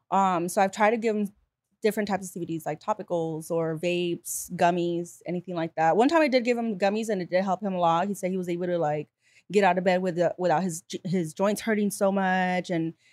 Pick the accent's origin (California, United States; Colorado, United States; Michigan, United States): California, United States; Bell Gardens; also born or lived in Whittier / Los Angeles; I moved around a lot. So I was in Bell Gardens.